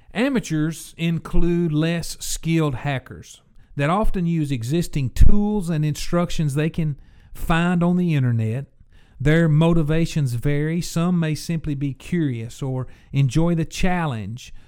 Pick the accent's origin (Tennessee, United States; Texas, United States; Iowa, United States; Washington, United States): Tennessee, United States; became a Blue Raider in my home state at Middle Tennessee State University